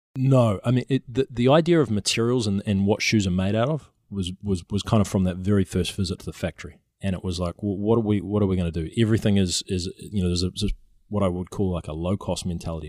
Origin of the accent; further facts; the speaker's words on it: New Zealand; now in San Francisco, United States; I'm a New Zealander